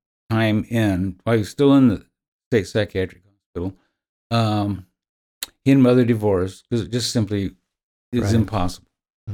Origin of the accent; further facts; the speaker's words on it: Elkhart, Indiana, United States; well, I was born in Elkhart in 1950, so I'm 72. I've always lived in Indiana.